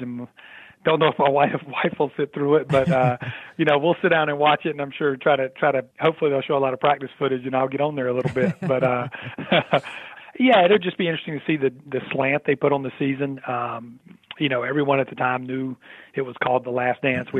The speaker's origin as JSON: {"language": "English", "region": "North Carolina", "country": "United States", "tie": "born or raised there", "said": "I grew up in North Carolina"}